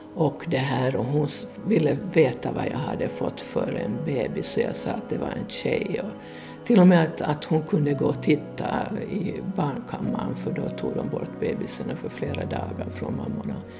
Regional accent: Porvoo, Uusimaa, Finland; Jag är född i Borgå och det här eh, bodde på Krokvägen

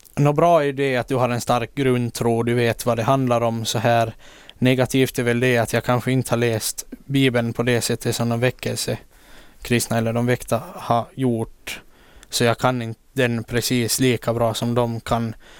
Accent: Åland Islands; also born or lived in Turku, Finland; här hemma på Åland

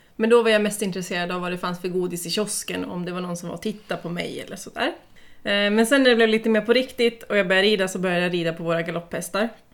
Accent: Sweden; moved away as an adult; also born or lived in Uppsala; now in Åland, Finland; jag kommer från Sverige från början.

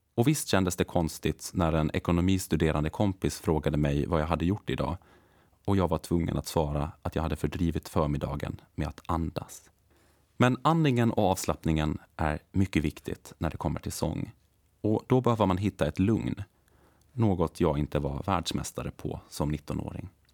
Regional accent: Lumparland, Åland Islands; moved away as an adult; also born or lived in Hannover, Germany; now in Stockholm, Sweden; född och uppvuxen i Lumpaland

